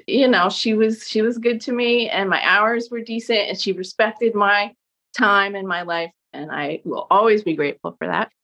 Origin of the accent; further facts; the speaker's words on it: Southampton, New York, United States; moved away as an adult; also born or lived in Brooklyn; now in Montclair, United States; I grew up in in Southampton on Long Island, which is the Hamptons, but I was a local